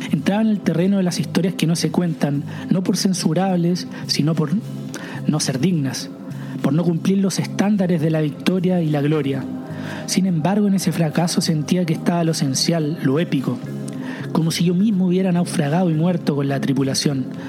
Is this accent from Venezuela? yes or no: no; Chile; moved away as an adult; salí de Chile.